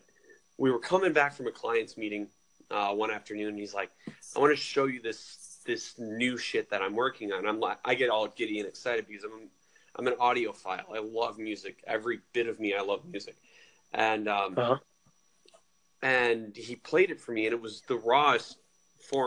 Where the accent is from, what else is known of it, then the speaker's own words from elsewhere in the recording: Rockford, Illinois, United States; I'm from Rockford, Illinois